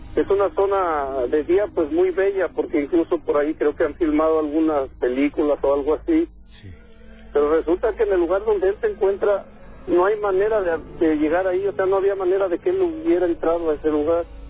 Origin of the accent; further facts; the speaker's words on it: Tepeji del Río, Hidalgo, Mexico; yo soy de Tepeji del Río